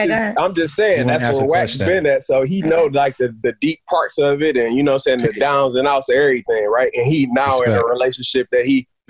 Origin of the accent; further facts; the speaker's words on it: Jackson, Michigan, United States; I'm from Jackson, Michigan, like close to Detroit.